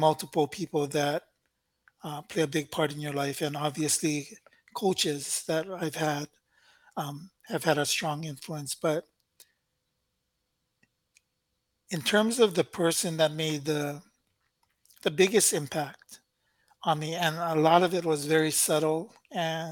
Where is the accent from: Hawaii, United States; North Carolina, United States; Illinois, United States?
Hawaii, United States; Honolulu; also born or lived in Pacific Northwest; Moana Lua for me, again, obviously that's where we grew up. But it was really in my younger years that we were there